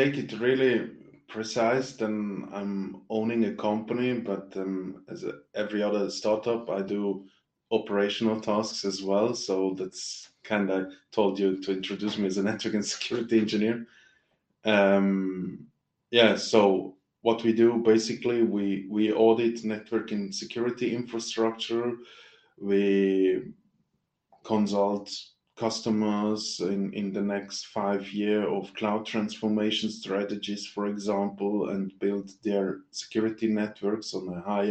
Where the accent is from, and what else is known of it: Switzerland